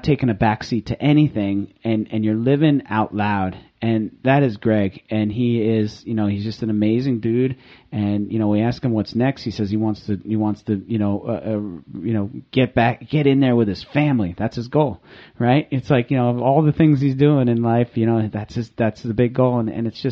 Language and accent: English; Manasquan, New Jersey, United States; He's from my hometown. We grew up around the corner from each other.